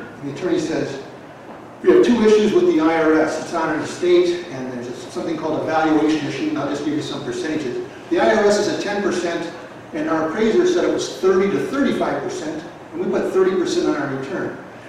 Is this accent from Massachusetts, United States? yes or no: yes; Boston, Massachusetts, United States; I'm from Boston. I live in Boston today.